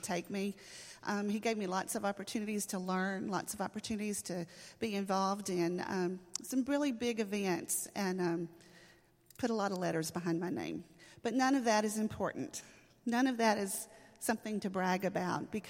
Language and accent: English; Pittsburgh, Texas, United States; In Camp County, I grew up in Pittsburgh, Texas